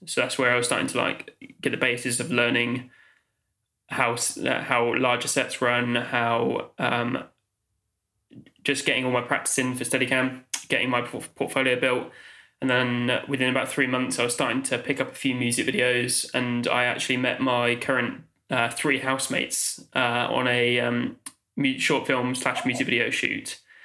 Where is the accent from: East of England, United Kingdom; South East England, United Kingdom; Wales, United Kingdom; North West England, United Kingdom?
South East England, United Kingdom; Oxford; moved away as an adult; now in London, United Kingdom; I grew up in Oxfordshire, uh, Oxford